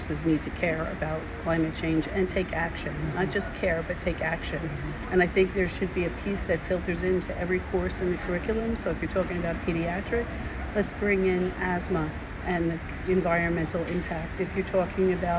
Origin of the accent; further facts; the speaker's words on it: New Jersey, United States; I'm from New Jersey in the United States.